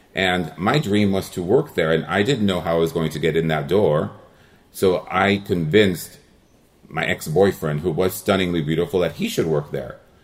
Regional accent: El Monte, California, United States; first language Spanish; English is a second language; I grew up in El Monte, California

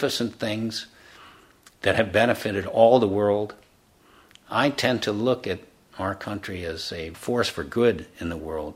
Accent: United States; I was born in the United States

